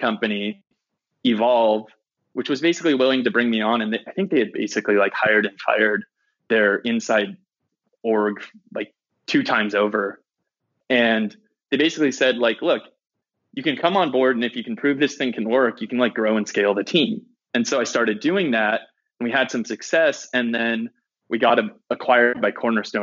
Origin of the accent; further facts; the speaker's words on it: San Francisco, California, United States; I grew up in San Francisco